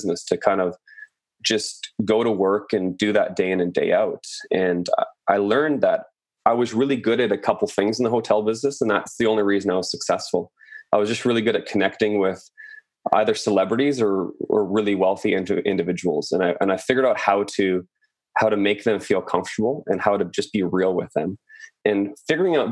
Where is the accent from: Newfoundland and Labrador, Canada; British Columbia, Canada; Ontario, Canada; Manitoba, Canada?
British Columbia, Canada; Chilliwack; moved away as an adult; also born or lived in France / Tofino / Vancouver; I was raised in Chilliwack, British Columbia